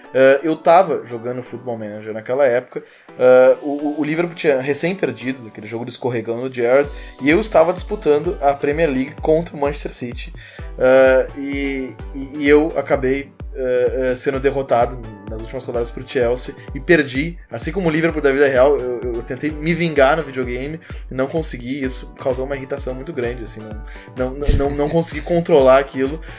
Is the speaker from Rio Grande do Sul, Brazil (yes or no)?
yes; Porto Alegre, Rio Grande do Sul, Brazil; sou gaúcho, sou de Porto Alegre